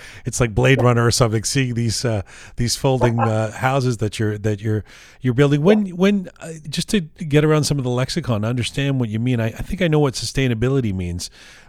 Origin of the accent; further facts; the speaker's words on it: England, United Kingdom; also born or lived in Canada; maybe it's because I didn't grow up in Iran. I don't know. I grew up in England and in Canada.